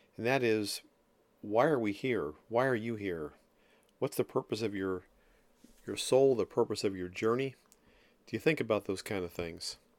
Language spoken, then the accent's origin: English; Ocean City, New Jersey, United States; I'm from South Jersey, Ocean City to be specific. And I grew up on the beach there